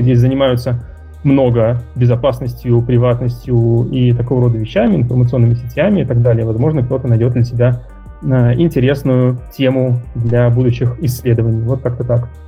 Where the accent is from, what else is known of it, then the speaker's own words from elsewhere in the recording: Moscow, Russia; moved away as an adult; now in Luxembourg; я э, родился, вырос в Москве, закончил МГУ факультет ВМК